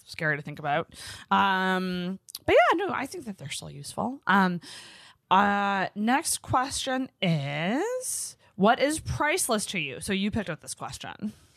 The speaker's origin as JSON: {"language": "English", "town": "Antigonish", "region": "Nova Scotia", "country": "Canada", "tie": "born or raised there", "moved": "yes", "lives_now": "Halifax, Canada", "said": "Anagonish, which is my hometown"}